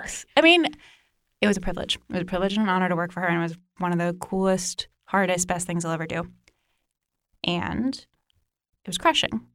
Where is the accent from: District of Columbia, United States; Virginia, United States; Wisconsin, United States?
Virginia, United States; Northern; I grew up in Northern Virginia